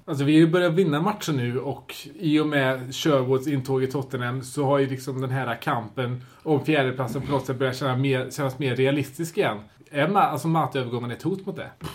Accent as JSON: {"language": "Swedish", "country": "Sweden", "said": "som svensk"}